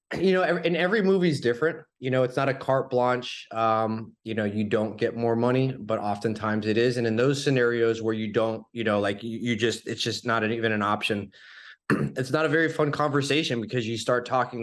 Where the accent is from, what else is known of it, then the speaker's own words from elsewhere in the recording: Florida, United States; born and raised in Florida